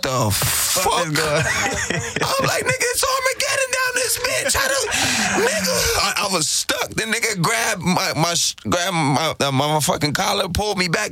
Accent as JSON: {"language": "English", "town": "Bridgeport", "region": "Connecticut", "country": "United States", "said": "I'm from Bridgeport, Connecticut, Park City"}